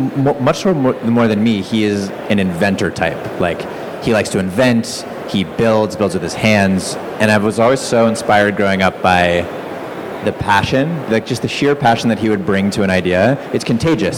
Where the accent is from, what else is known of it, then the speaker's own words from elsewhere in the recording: Massachusetts, United States; moved away; also born or lived in Bay Area, California; I grew up in Massachusetts